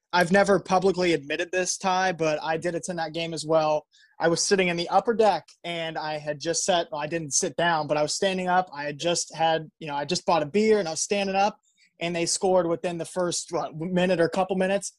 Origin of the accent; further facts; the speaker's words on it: Columbus, Ohio, United States; I'm a kid from Columbus